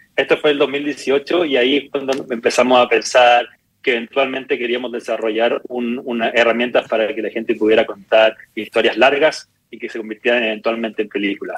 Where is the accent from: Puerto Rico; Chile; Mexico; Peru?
Chile; moved away as an adult; also born or lived in New York; somos dos chilenos y un griego